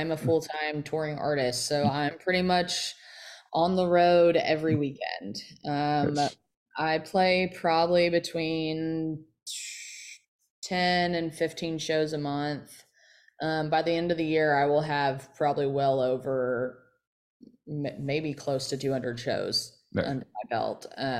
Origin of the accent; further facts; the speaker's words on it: Kentucky, United States; hitting all of Kentucky, my home state, my new home, Tennessee.